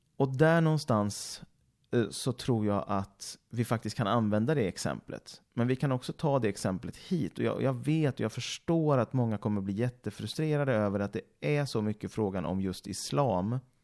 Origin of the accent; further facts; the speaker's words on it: Mariestad, Västra Götaland, Sweden; moved away; i Mariestad, där jag kommer ifrån också givetvis